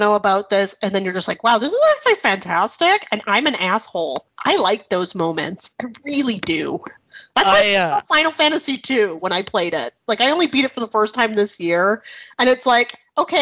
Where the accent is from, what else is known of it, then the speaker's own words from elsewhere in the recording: Canada; accent: Canadian; my Canadian accent